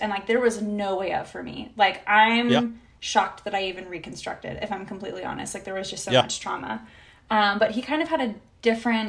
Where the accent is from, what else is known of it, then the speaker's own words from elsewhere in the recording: Georgia, United States; now in Southern California, United States; I am from Georgia, which is the better state.